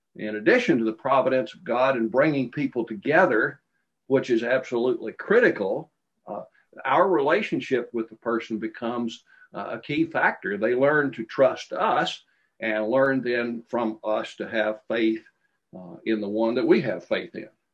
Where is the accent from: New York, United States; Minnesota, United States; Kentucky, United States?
Kentucky, United States; Glasgow; I was born in Glasgow, Kentucky, and um, I obeyed the gospel um, in a little congregation called Bearwallow, which was north of Glasgow, uh, when I was 12 years old